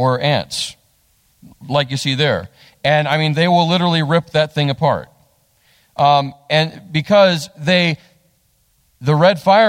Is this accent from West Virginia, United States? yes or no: yes; West Virginia, United States; also born or lived in Texas; we're from West Virginia.